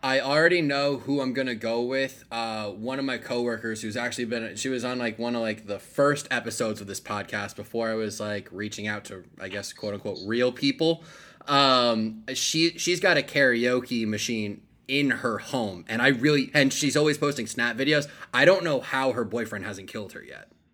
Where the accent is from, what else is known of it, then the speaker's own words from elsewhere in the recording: Bergen County, New Jersey, United States; now in Austin, United States; back in my hometown, back in Bergen County